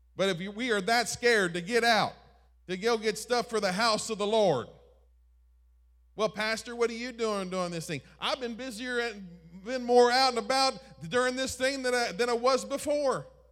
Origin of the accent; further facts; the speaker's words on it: East Coast, United States; moved away; I'm from the East Coast